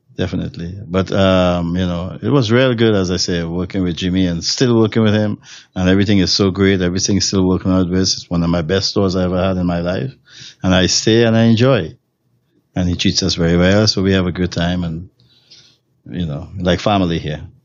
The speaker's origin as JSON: {"language": "English", "country": "Trinidad & Tobago", "moved": "as an adult", "lives_now": "Los Angeles, United States", "said": "I'm from Trinidad and Tobago"}